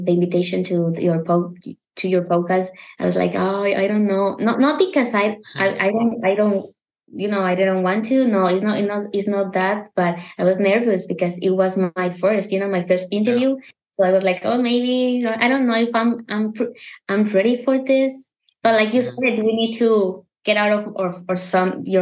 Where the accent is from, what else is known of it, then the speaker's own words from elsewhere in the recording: Mexico; English is a second language; I have an accent. I'm from Mexico